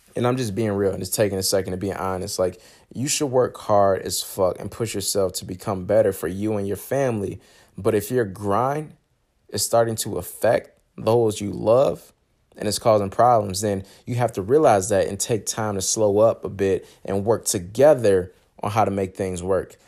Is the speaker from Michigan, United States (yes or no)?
yes; Michigan, United States; I'm from Michigan